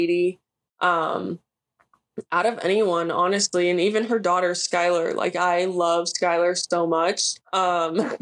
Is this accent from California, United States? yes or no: yes; California, United States; moved away as an adult; also born or lived in Idaho / Minnesota; I'm from California